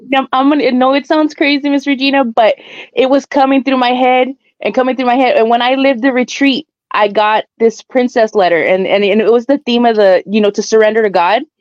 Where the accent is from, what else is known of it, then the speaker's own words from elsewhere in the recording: South Texas, United States; I'm from South Texas